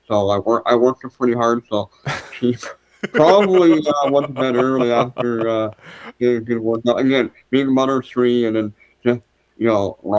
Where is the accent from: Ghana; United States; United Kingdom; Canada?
Canada; I'm a Canadian